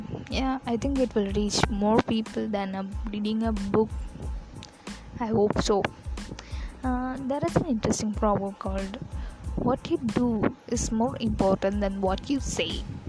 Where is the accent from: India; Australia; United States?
India; from India.